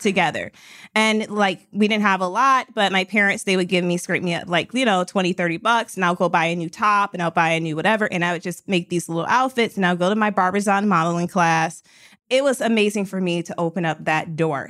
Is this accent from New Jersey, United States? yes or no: no; Detroit, Michigan, United States; I was from Detroit